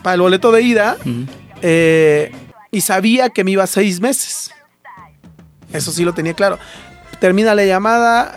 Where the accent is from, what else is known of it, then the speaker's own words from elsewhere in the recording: Santiago Yosondúa, Oaxaca, Mexico; moved away as an adult; soy originario de un pueblo de la Mixteca que se llama Santiago Yosondúa